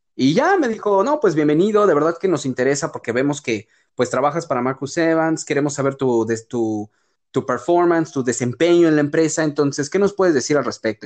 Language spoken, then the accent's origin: Spanish; Mexico; moved away as an adult; also born or lived in Europe; nunca me sentí más orgulloso, güey, de ser mexicano